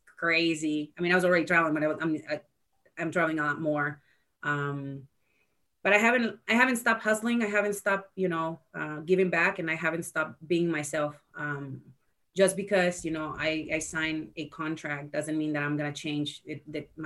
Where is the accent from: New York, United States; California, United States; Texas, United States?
Texas, United States; San Antonio; being at my hometown